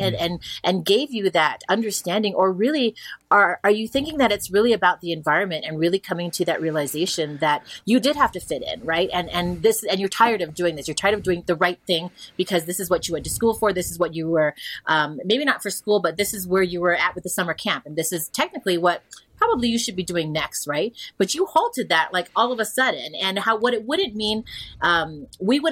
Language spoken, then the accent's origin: English; Hawaii, United States; accent: pidgin; moved away; growing up in Hawaii, I have a little bit of pidgin, but when I get back there and I'm around people, I'll slip into it